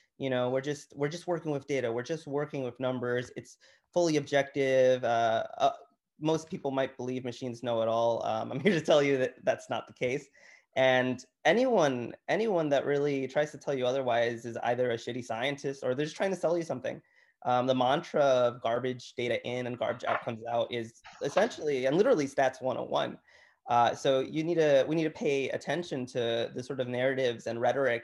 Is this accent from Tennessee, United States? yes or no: no; Chicago, Illinois, United States; I grew up in Chicago. I grew up on the Southwest Side in Gage Park